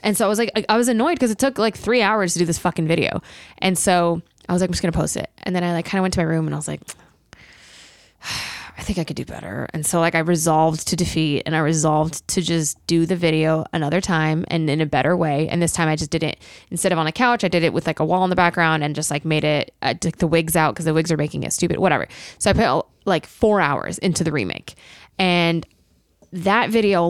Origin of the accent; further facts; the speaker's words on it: Colorado, United States; moved away; I was at my parents' place in Colorado